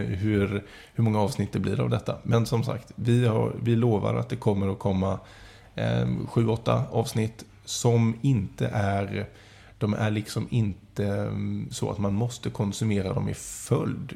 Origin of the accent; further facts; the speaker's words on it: Kalmar, Kalmar County, Sweden; moved away as an adult; also born or lived in Mönsterås; now in Jönköping, Sweden; född och uppvuxen i Kalmar och i Mönsterås. Men jag har varit borta från stan i 16-17 år. Eh, då har jag bott i Jönköping